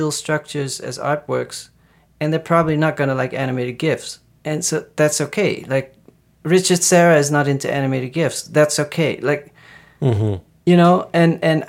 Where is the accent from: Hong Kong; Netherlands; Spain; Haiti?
Netherlands; I'm from the Netherlands